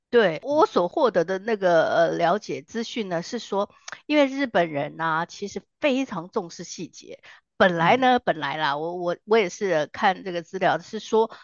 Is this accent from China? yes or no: no; Taiwan; 我们台湾人